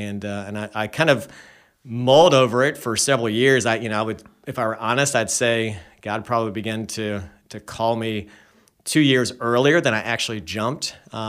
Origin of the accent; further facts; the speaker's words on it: Charlotte, North Carolina, United States; Yeah, so I grew up here in Charlotte and went to UNC Chapel Hill, studied education, came back here and taught school